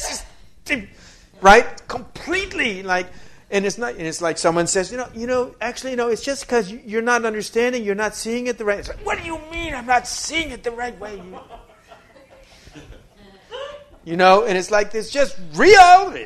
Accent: New York, United States; I'm from New York

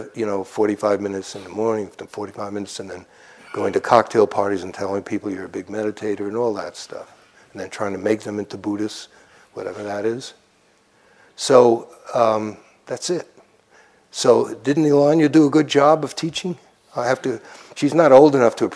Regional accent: New York City, New York, United States; I grew up near Coney Island

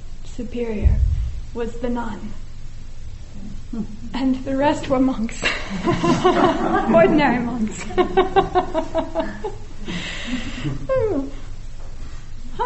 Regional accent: United States; also born or lived in Oregon / Washington; being a young girl growing up in America, land of the free, home of the brave

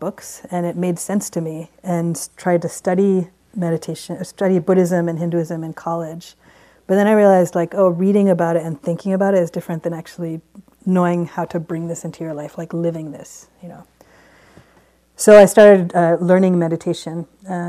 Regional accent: Baltimore, Maryland, United States; now in West Coast, United States; I grew up in Baltimore

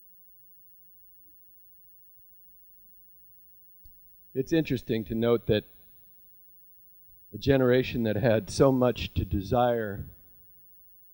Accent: Nebraska, United States; Jewish kid in a small town in Nebraska

